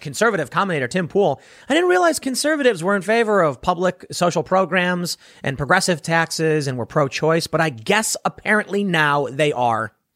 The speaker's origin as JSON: {"language": "English", "town": "Chicago", "region": "Illinois", "country": "United States", "said": "I'm from Chicago"}